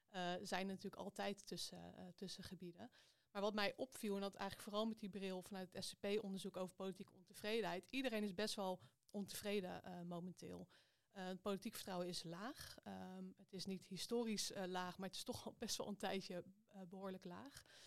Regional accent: Amstelveen, North Holland, Netherlands; also born or lived in Gouda; now in Amsterdam, Netherlands; Ik ben eh, geboren in Gouda, maar ik ben aan de basisschool eh, verhuisd naar Amstelveen.

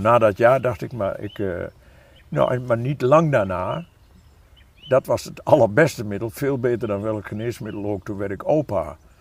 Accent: Achterhoek, Gelderland, Netherlands; ik ben een echte Achterhoeker, maar helemaal niet een typische Achterhoeker.

